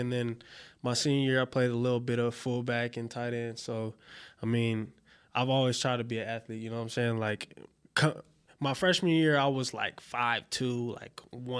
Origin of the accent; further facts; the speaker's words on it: Covina, California, United States; also born or lived in Pomona; I'm from Pomona, California. It's over in the L.A. area. Grew up in Covina.